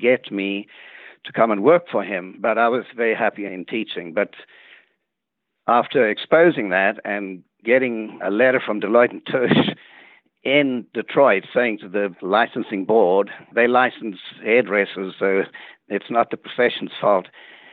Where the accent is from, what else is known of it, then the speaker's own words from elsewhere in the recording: South Africa; moved away as an adult; also born or lived in Cape Town, South Africa / Michigan, United States; now in Dallas, United States; I was born in South Africa.